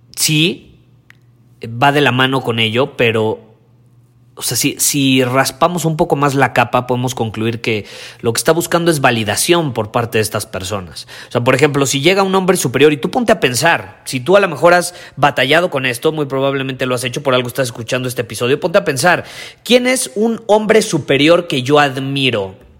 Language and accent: Spanish; Mexico; los que no teníamos papás alemanes o suizos y éramos como los mexicanos